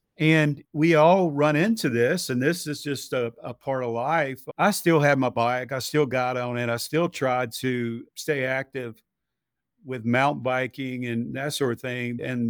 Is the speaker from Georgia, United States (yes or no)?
yes; Georgia, United States; So I grew up in West Spalding County, about halfway between Griffin and Sonora. And we grew up on a small farm out in West Coweta when I was in elementary school.